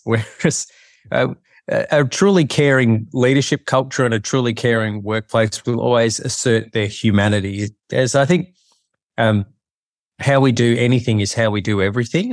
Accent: Melbourne, Victoria, Australia; now in Sydney, Australia; I've lived here most of my life, but I grew up in Melbourne.

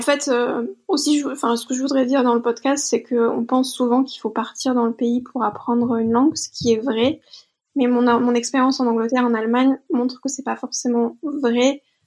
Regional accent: Bordeaux, Nouvelle-Aquitaine, France; je suis originaire de Bordeaux, donc je travaillais toujours là-bas

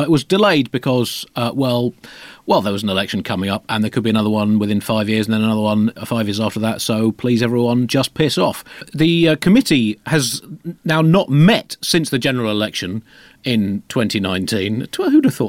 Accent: United Kingdom; But we're British, and throughout our God-given history, we've been completely honest, open, and morally unimpeachable.

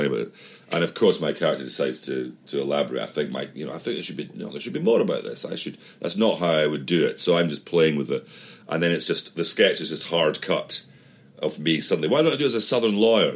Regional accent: Edinburgh, Scotland, United Kingdom; moved away; we're from Edinburgh

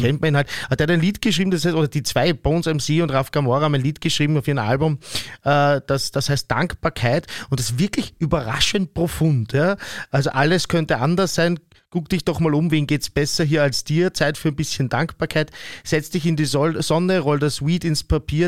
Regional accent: Vienna, Austria; wir schon als Wiener oder als Österreicherinnen und Österreicher, Wienerinnen und Wiener

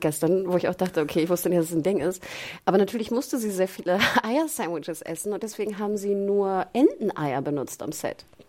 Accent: Germany; als Deutsche denkst

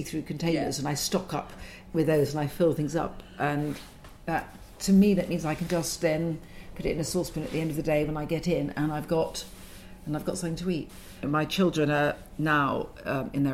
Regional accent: London, United Kingdom; I'm a Londoner

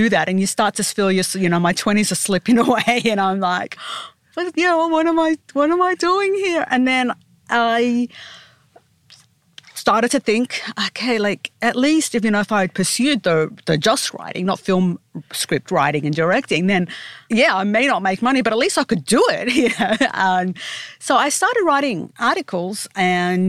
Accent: Sydney, New South Wales, Australia; I grew up in Sydney, and at first I did the usual going from, you know, straight from high school to university

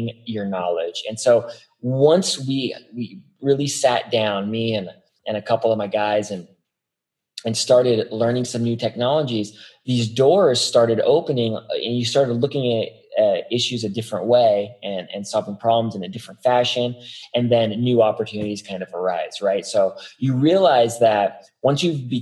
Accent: Las Vegas, Nevada, United States; I'm from Las Vegas

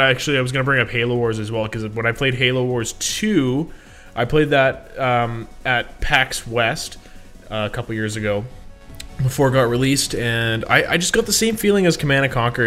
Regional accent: Canada; I'm a Canadian.

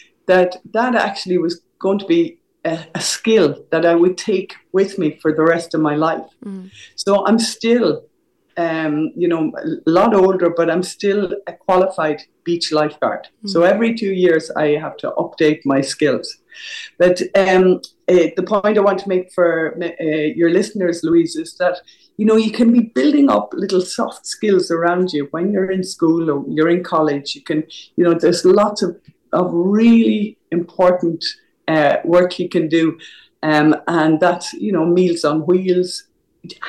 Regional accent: Tramore, Munster, Ireland; growing up in Tremore, County Waterford. Mm. So I grew up by the sea

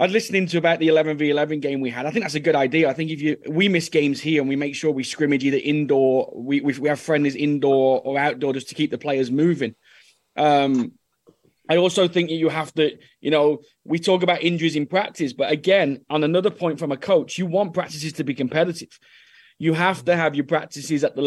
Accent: England, United Kingdom; moved away as an adult; also born or lived in Norway; now in Dallas, United States; as an English boy

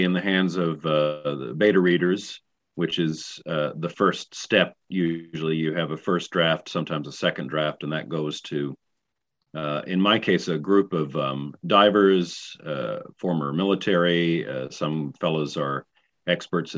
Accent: East Tennessee, United States; accent: East Tennessee; I'm originally from the South, so one of the companies always gives me their Southern books because I can pretty much turn on my East Tennessee accent

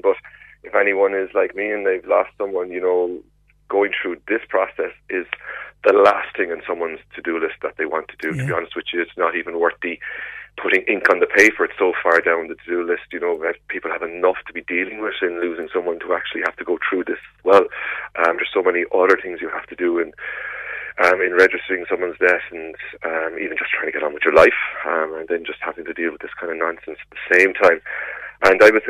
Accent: Cork, Munster, Ireland; now in Carrigaline, Ireland; I grew up in Rochestown. I moved to Carrigaline

